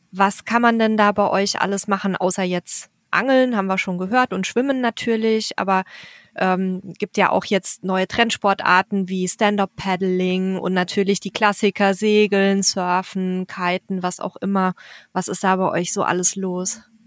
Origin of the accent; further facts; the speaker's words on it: Bavaria, Germany; ich komme ja aus Bayern